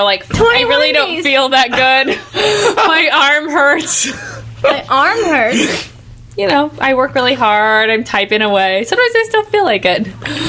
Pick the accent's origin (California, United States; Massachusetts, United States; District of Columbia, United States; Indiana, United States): California, United States; Carmel; I was born in Carmel, actually.